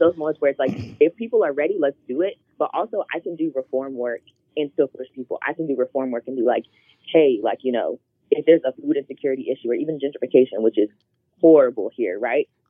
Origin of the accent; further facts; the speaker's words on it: Charlotte, North Carolina, United States; I grew up in Charlotte, North Carolina